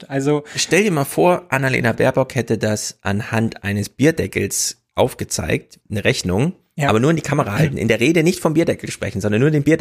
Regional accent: North Rhine-Westphalia, Germany; Ich komme aus dem Sauerland, also bei uns scheint die Sonne nachts nicht.

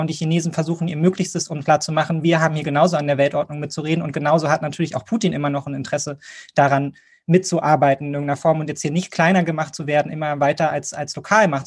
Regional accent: Germany; Und für uns als Deutsche

